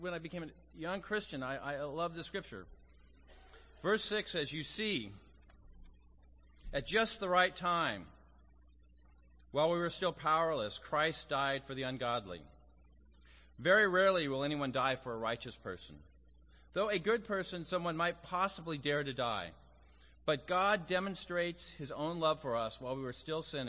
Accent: Las Vegas, Nevada, United States; also born or lived in Phoenix; now in Los Angeles, United States; I'm from Las Vegas

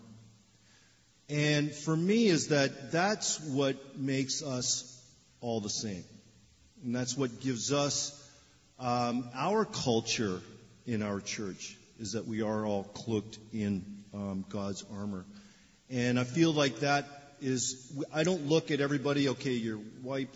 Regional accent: Toronto, Ontario, Canada; moved away as an adult; now in Los Angeles, United States; I'm Canadian. I was born in Canada, in Toronto

